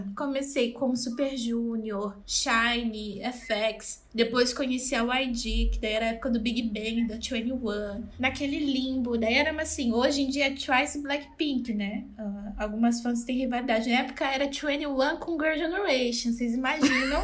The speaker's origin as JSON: {"language": "Portuguese", "region": "Rondônia", "country": "Brazil", "tie": "born or raised there", "also_born_or_lived": "Santa Catarina", "moved": "as an adult", "lives_now": "Itajaí, Brazil", "said": "Eu nasci em Santa Catarina, na cidade onde eu e a Júlia moramos, só que eu fui criada em Rondônia. Então eu, more... eu morei em Rondônia por 13, 14 anos"}